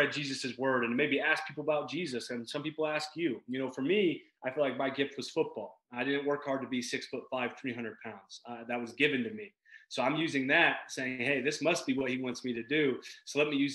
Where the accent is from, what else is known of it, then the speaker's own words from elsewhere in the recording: Wiggins, Colorado, United States; I'm from Wiggins, Colorado, town of 800 people, country town